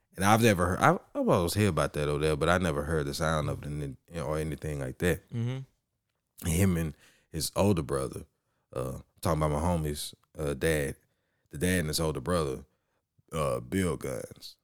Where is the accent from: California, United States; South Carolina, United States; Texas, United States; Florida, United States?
Texas, United States; Orange; Growing up in Orange